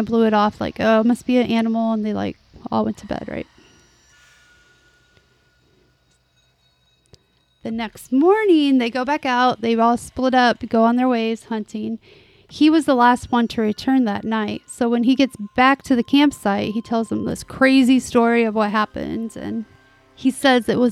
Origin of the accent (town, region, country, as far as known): Southern, United States; accent: Southern